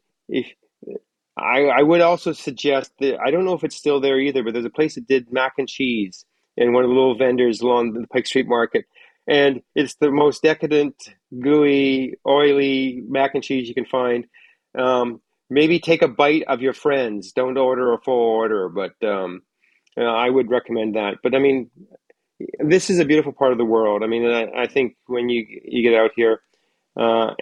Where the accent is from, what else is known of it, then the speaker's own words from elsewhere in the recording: North Coast, British Columbia, Canada; also born or lived in Marysville, Washington; I grew up in North Coast, British Columbia.